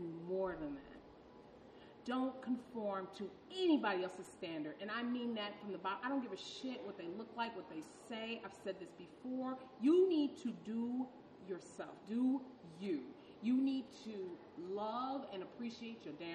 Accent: Detroit, Michigan, United States; my family's from Alabama, and I'm from Detroit

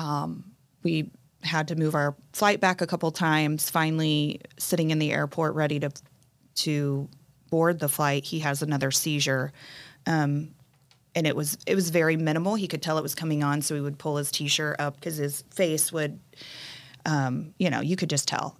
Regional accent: Indianapolis, Indiana, United States; now in Carmel, United States; born and raised in Indianapolis

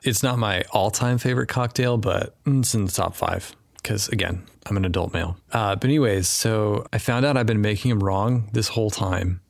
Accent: Wyoming, United States; I grew up in Wyoming, and one of our traditions was fried oysters on Christmas morning in Wyoming

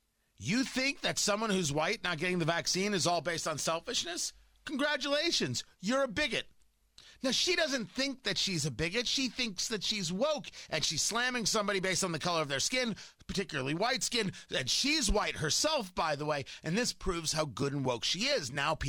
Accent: New Jersey, United States; I grew up in Jersey, and I grew up, you know, not a Jersey Shore guy, but near the Jersey Shore.

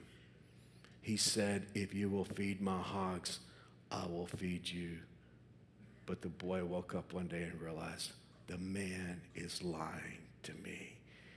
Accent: Texas, United States; moved away as an adult; now in Kansas, United States; When I was a kid growing up in Texas, my grandfather had a farm in South Texas.

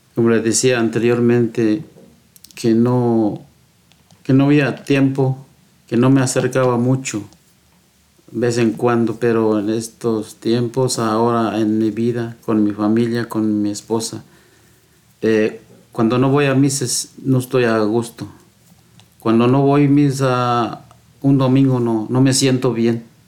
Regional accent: Guatemala; moved away as an adult; now in United States; también crecí yo y con los más hermanos. Y un día llegué, pues, casé allá en Guatemala

